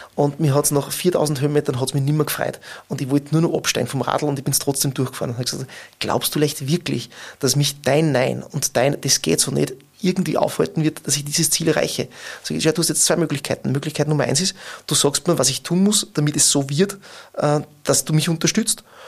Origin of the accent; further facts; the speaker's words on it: Bad Ischl, Upper Austria, Austria; moved away as an adult; now in Linz, Austria; ich habe 2004 in meiner Heimatgemeinde maturiert